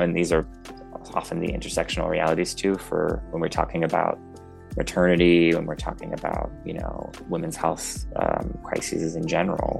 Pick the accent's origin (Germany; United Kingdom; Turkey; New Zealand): New Zealand; Tairāwhiti, Gisborne; moved away; We ended up actually moving back to my hometown of Te Rāwhiti